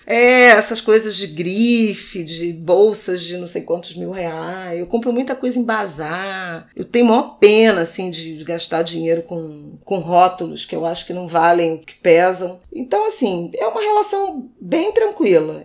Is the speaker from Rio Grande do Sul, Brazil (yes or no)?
no; Rio de Janeiro, Brazil; quando eu era adolescente, lá em Irajá